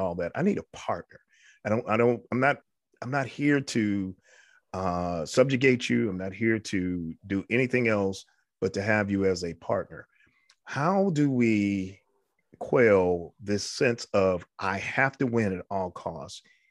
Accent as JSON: {"language": "English", "region": "New York", "country": "United States", "tie": "born or raised there", "said": "I was raised in New York. I had a wonderful, wonderful childhood."}